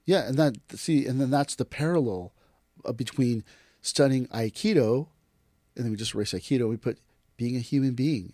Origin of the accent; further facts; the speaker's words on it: United States; I am Japanese American